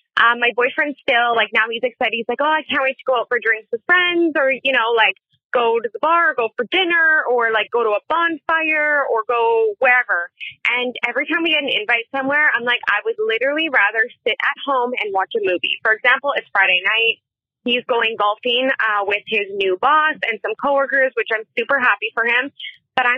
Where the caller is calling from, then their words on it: Canada; I am calling from Canada